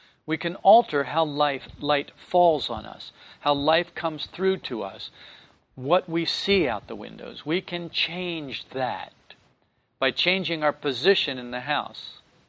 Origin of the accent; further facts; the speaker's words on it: New Jersey, United States; twang? And I said, yeah. I told her I was from New Jersey. And she said, well, you know, I can't hear my own accent.